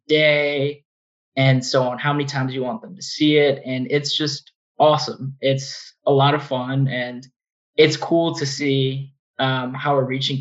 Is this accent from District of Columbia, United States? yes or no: yes; Washington, District of Columbia, United States; moved away as an adult; also born or lived in Boston; born and raised in the Washington, D.C. area